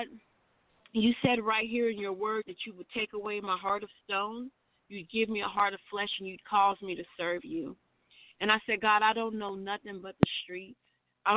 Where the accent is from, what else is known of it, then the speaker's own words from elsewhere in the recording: Louisville, Kentucky, United States; also born or lived in Salinas, California; Born and raised in Louisville, Kentucky. But I did live in Salinas, California from age 2 to 15